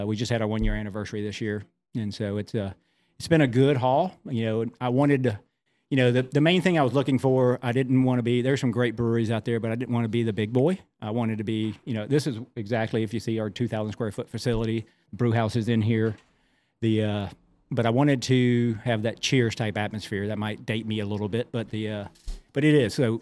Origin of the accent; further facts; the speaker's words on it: the South, United States; being a Southerner